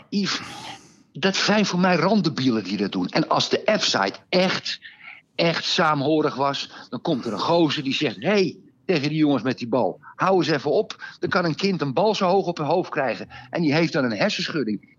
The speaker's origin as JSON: {"language": "Dutch", "town": "Amsterdam", "region": "North Holland", "country": "Netherlands", "said": "ik kom uit Amsterdam"}